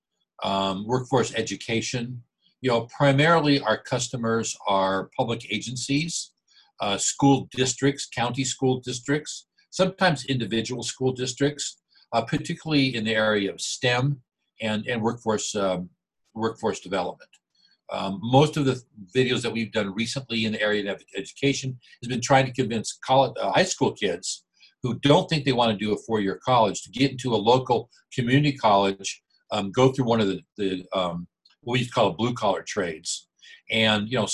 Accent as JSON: {"language": "English", "town": "Escondido", "region": "California", "country": "United States", "tie": "born or raised there", "lives_now": "Temecula, United States", "said": "born and raised in Escondido, just down the road"}